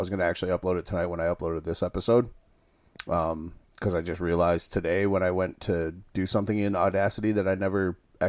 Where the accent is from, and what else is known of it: Muskegon, Michigan, United States; born or raised there